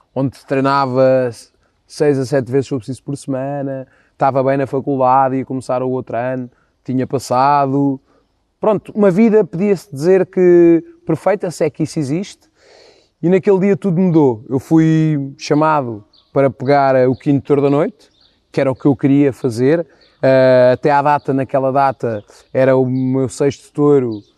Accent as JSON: {"language": "Portuguese", "town": "Moita", "region": "Setúbal", "country": "Portugal", "tie": "born or raised there", "said": "do grupo Focados do Presidente da Moita, uh, que é o grupo da minha terra"}